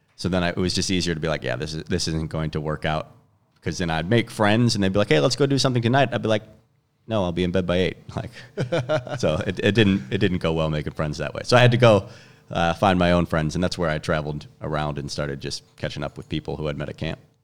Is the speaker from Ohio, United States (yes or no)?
no; Chicago, Illinois, United States; moved away as an adult; I'm from Chicago originally